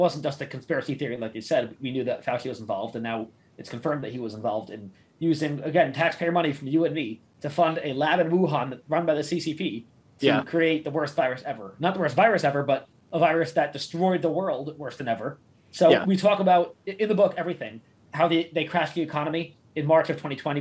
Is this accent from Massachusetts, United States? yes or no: no; New York City, New York, United States; moved away; I'm from Queens